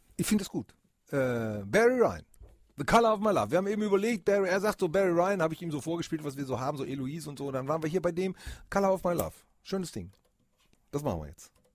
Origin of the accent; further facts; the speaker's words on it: Bremen, Germany; Ich bin in Bremen geboren